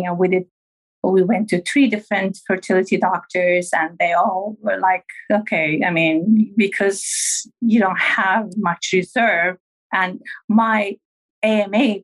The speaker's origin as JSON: {"language": "English", "country": "Turkey", "moved": "yes", "said": "I'm originally from Turkey"}